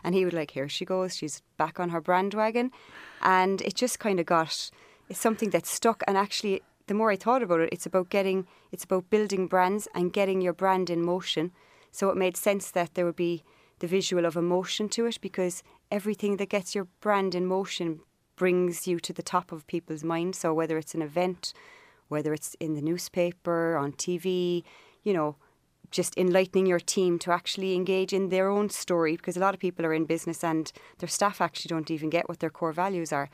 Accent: Cork, Munster, Ireland; moved away as an adult; also born or lived in Montauk, United States; I grew up in Cork.

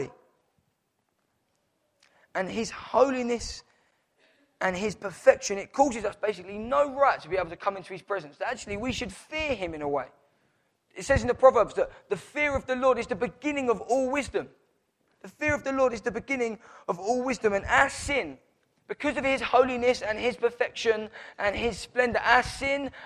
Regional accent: Downham, United Kingdom; I was born in Downham.

